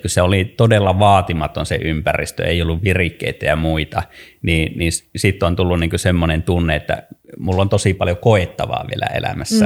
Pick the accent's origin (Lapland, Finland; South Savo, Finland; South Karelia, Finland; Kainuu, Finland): Kainuu, Finland; on syntynyt Kainuussa ää, äh, maalla ja tottunut, tottunut ja elänyt nuoruuteni maalla